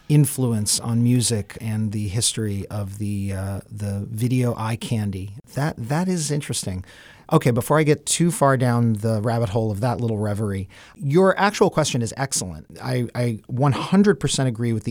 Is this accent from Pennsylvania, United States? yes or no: no; New York City, New York, United States; growing up in New York City